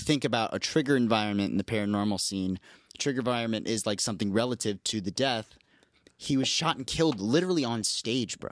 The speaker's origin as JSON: {"language": "English", "town": "Columbus", "region": "Ohio", "country": "United States", "said": "my family and I'm from Columbus, Ohio"}